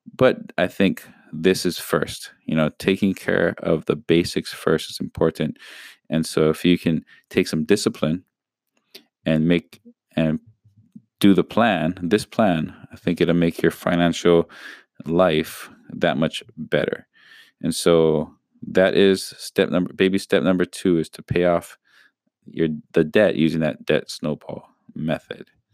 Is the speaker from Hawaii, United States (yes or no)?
yes; Hawaii, United States; we're from Hawaii.